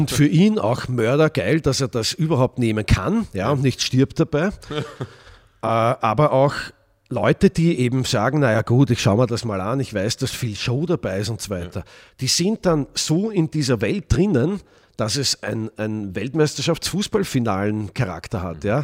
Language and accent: German; Vienna, Austria; Das war in Wien, meiner Heimatstadt.